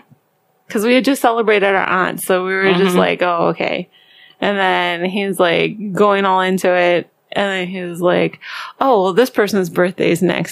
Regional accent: Baltimore, Maryland, United States; We are three sisters from the Baltimore, Maryland area.

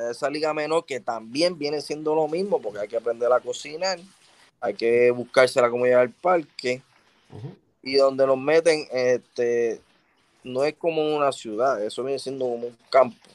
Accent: Philadelphia, Pennsylvania, United States; Ah, la verdad, soy de Filadelfia. Oye, esa gente de Filadelfia no son fáciles.

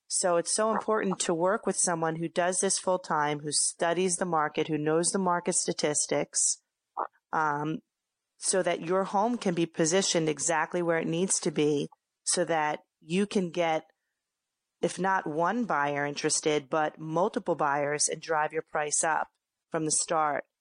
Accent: Philadelphia, Pennsylvania, United States; moved away as an adult; now in Hoboken, United States; I am from Philadelphia originally, and I came to the Hoboken area right after I graduated college

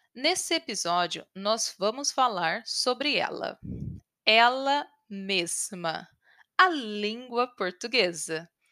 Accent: Brazil; moved away as an adult; now in United States; Eu falo português fluentemente porque sou brasileira e cresci no Brasil.

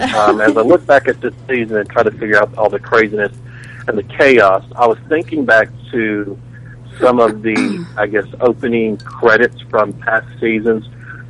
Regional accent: Tennessee, United States; I'm from Tennessee.

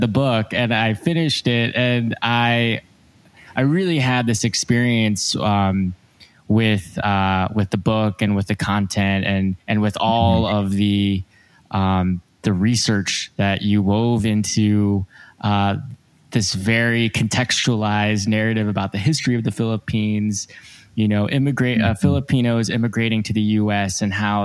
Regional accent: San Diego, California, United States; I've grown up in San Diego

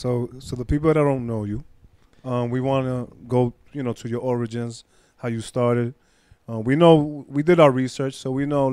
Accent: New York City, New York, United States; We're all from Queens over here

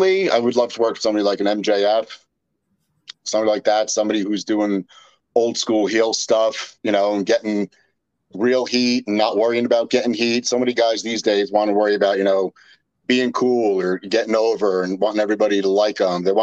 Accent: Jersey Shore, New Jersey, United States; When I was a kid, I grew up in the Jersey Shore.

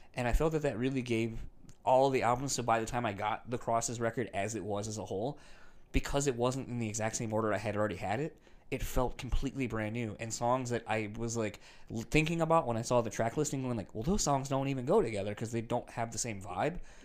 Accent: East Coast, United States; now in Midwest, United States; I grew up on the East Coast, too, around that same time.

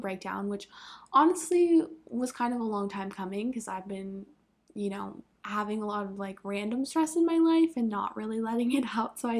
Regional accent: Vermont, United States; moved away; I'm from Vermont, and the hottest it gets there is like, we'll maybe have like one day a year that it hits like 85

